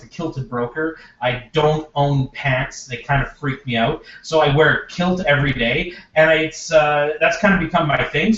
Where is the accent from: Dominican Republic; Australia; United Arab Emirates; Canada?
Canada; Regina, Saskatchewan; moved away as an adult; now in Edmonton, Canada; I'm originally from Regina, Saskatchewan. Spent 33 years there